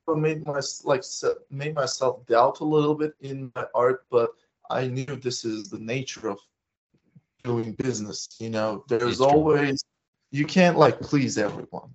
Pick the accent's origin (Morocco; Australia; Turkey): Turkey; I'm from Turkey